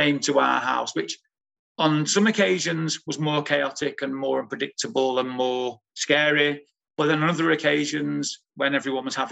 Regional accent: Manchester, North West England, United Kingdom; growing up in a big Irish family, born and raised in Moss Side in 1965, in Manchester

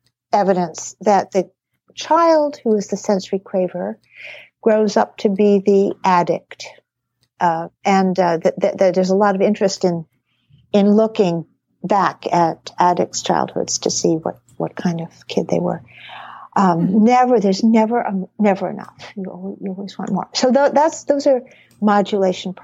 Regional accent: New England, United States; I grew up in New England

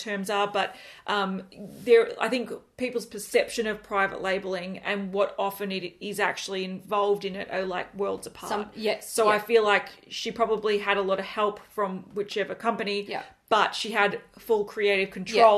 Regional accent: Australia; We are from Australia

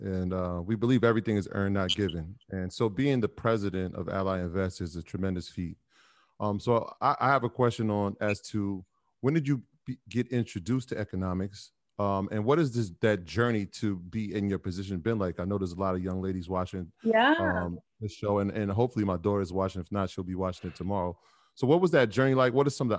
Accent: Jamaica; Course, I'm Jamaican.

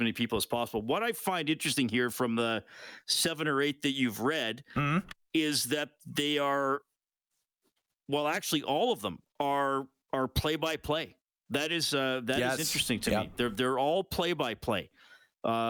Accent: Kitchener, Ontario, Canada; I was born in Kitchener, Waterloo.

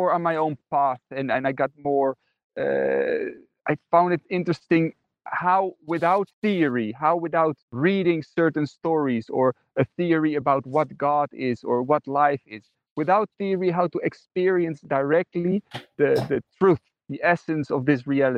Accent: Netherlands; I grew up in the Netherlands, and I was raised in a Christian family

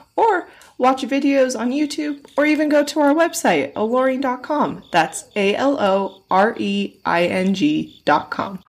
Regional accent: Milwaukee, Wisconsin, United States; my hometown, yes, Milwaukee

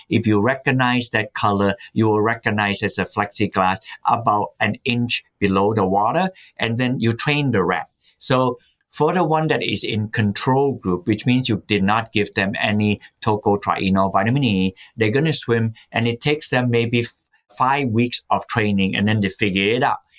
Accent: Malaysia; also born or lived in Massachusetts, United States; now in United States; I was born in Malaysia when it was called the Malay Peninsula

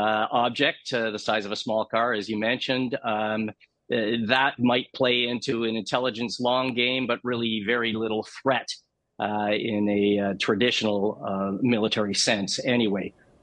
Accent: Canada; as a Canadian boy

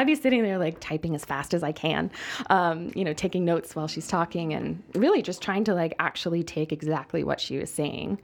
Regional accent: United States; I'm already an American writing about mezcal

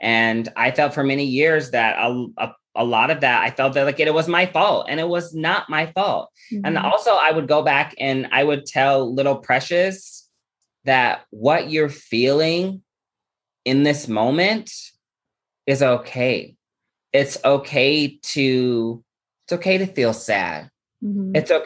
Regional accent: Omaha, Nebraska, United States; I'm from Omaha, Nebraska.

